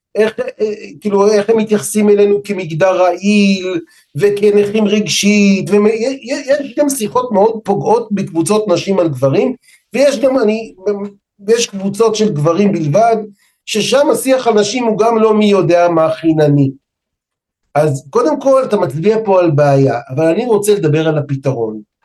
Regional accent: Israel; אני ומאיה בת הזוג שלי נולדנו פה בארץ

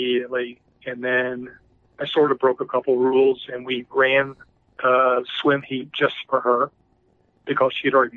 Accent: Louisville, Kentucky, United States; moved away; also born or lived in Delaware; I grew up in Louisville, Kentucky

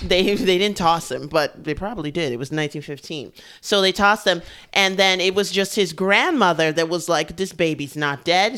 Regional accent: New York, United States; I grew up here in New York, too

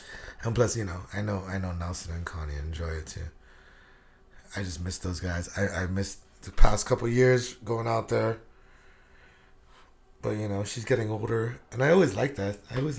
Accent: Guam; Yeah, I'm from Guam.

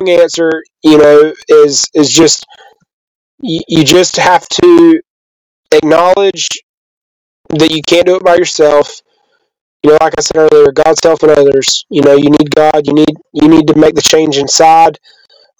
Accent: the South, United States; I grew up believing in the South that men don't cry

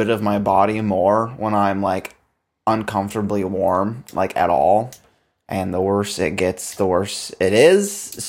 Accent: Canada; I've built snow forts, my dude. I grew up in the Great White North.

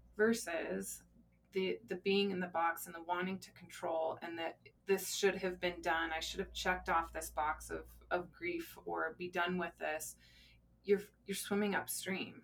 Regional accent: Colorado, United States; I uh, actually was born and raised in Colorado

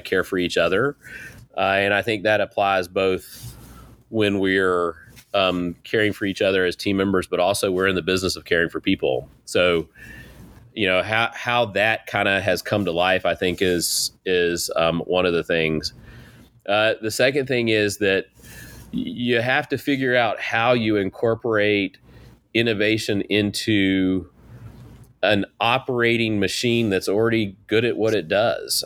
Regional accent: Eastern North Carolina, United States; I grew up in East North Carolina

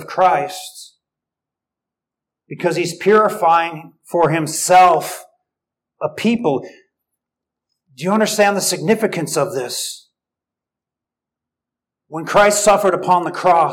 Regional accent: United States; I'm American

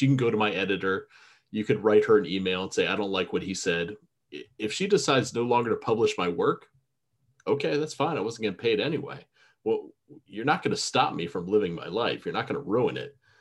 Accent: Florida, United States; I am a Florida redneck. I was born and raised in Florida.

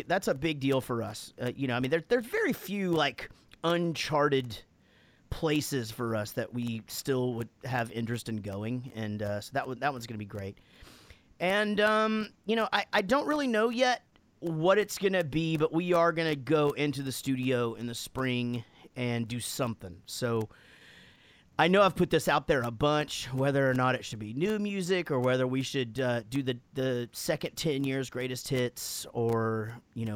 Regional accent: United States; I'm American

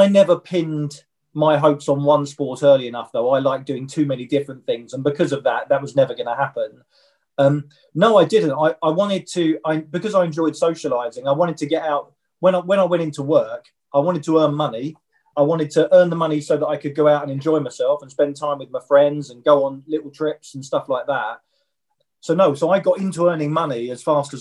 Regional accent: Kent, South East England, United Kingdom; We grew up in Kent

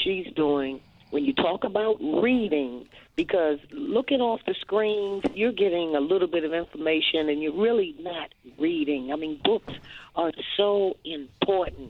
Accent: Washington, District of Columbia, United States; calling from my hometown, D.C.

